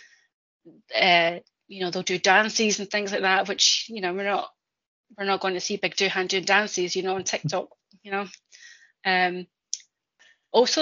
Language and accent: English; Scotland, United Kingdom; I'm Scottish